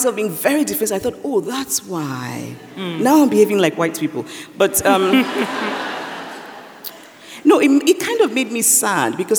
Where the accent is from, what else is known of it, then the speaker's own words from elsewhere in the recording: Nigeria; growing up in Nigeria